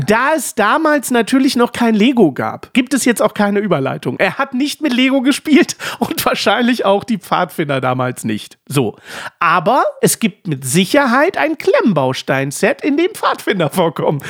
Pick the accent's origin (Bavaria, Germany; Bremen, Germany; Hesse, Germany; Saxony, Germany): Saxony, Germany; Dresden; wollte ich die Frauenkirche aus Dresden gerne bauen, äh, weil es nun mal meine Heimat ist